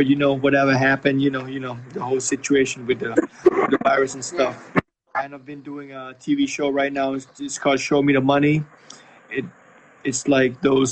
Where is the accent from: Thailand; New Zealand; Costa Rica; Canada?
Thailand; also born or lived in Italy / Phoenix, Arizona, United States; I was born in Italy, raised normally like in Thailand most of the time, but I've had a chance of living in the States a little bit, in Thailand and in Italy, so I'm a bit of a mix.